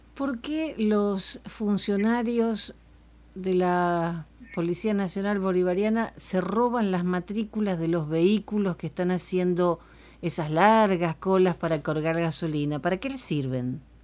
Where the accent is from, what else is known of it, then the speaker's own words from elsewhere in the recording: Argentina; mi país